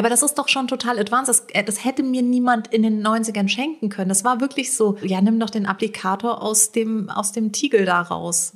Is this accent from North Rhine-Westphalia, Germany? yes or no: no; Rödelheim, Hesse, Germany; bei uns in Rödelheim